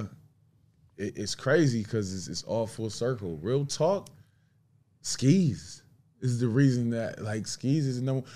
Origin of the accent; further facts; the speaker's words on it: Buffalo, New York, United States; I'm from Buffalo, Buffalo, New York